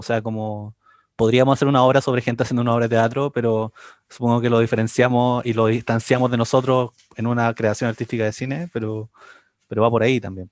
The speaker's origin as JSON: {"language": "Spanish", "town": "Concepción", "region": "Biobío", "country": "Chile", "tie": "born or raised there", "said": "soy oriundo de Concepción"}